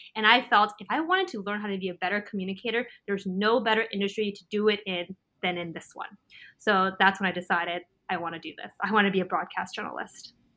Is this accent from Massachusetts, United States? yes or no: no; California, United States; I was actually born and raised in California